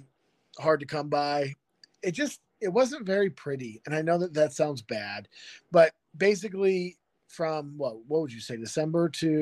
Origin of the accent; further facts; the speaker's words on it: Ohio, United States; moved away as an adult; also born or lived in California; now in Mackville, Kentucky, United States; Growing up in Ohio